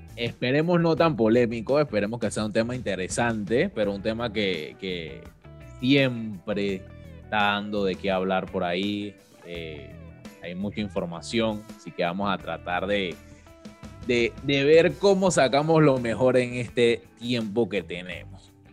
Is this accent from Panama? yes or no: yes; Panama; como panameños, como país